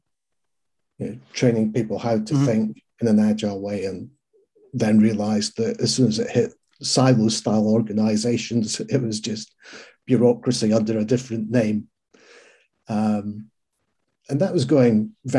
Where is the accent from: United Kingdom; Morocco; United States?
United Kingdom; Scotland; being a Scot